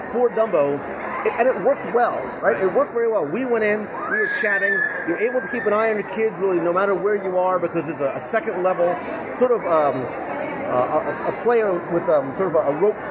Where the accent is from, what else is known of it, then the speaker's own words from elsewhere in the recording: New Jersey, United States; I'm Italian. I come from Jersey